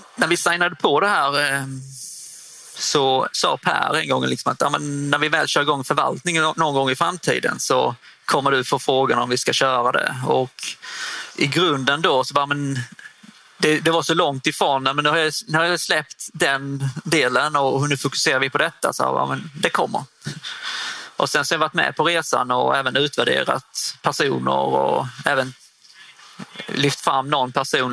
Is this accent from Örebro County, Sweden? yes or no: no; Osby, Skåne, Sweden; also born or lived in Hässleholm; Jag är född och uppvuxen i Osby, norra Skåne